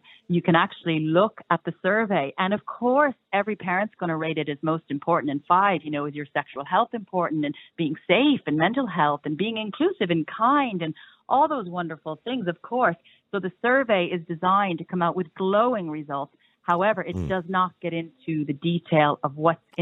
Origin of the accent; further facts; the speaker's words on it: United States; now in Ireland; brought in from my home country, America